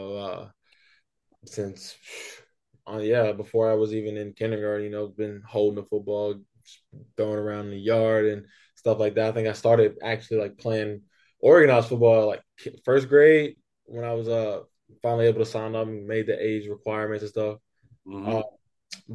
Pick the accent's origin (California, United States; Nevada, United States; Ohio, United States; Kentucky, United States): Kentucky, United States; Hodgenville; moved away as an adult; also born or lived in New York; now in Los Angeles, United States; originally I'm from a little town called Hodgenville in Kentucky.